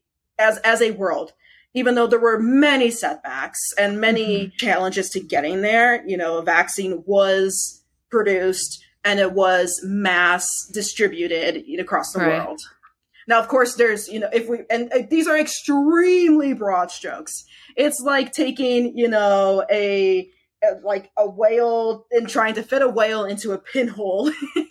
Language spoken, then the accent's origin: English; United States; the only American among the finalists